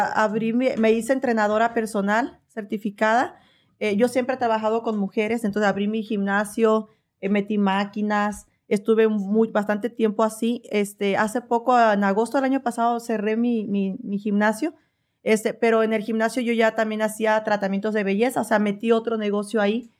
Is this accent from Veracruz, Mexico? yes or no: yes; Veracruz, Mexico; moved away as an adult; also born or lived in Phoenix, Arizona; now in Oklahoma, United States; soy de Veracruz.